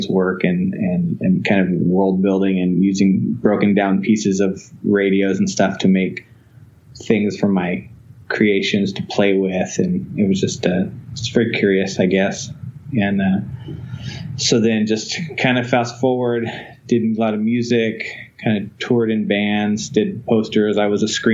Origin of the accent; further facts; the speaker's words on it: Fresno, California, United States; I was from Fresno, California